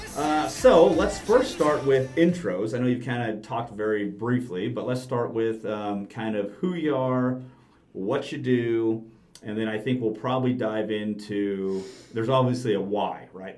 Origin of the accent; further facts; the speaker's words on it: Southwest Missouri, United States; I'm from Southwest Missouri